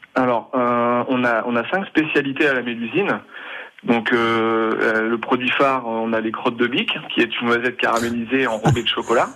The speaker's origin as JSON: {"language": "French", "area": "near Châtellerault, Poitou", "region": "Nouvelle-Aquitaine", "country": "France", "tie": "born or raised there", "said": "je suis originaire de Poitou, hein, de d'à côté de Châtellerault"}